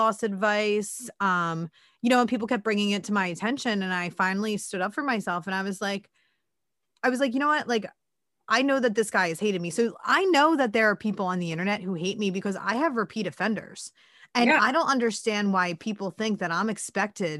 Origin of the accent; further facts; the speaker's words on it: Philadelphia, Pennsylvania, United States; I'm Irish and from Northeast Philly